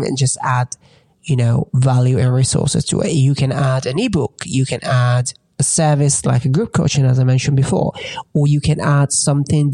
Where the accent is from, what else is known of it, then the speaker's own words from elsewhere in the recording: Italy; moved away as an adult; also born or lived in England; now in United States; growing up in Italy